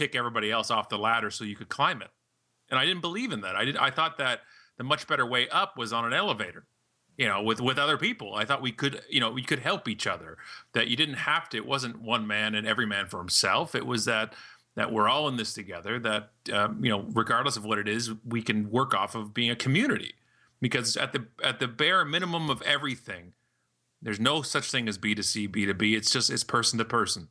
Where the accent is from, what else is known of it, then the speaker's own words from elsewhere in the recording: Canada; proudly Canadian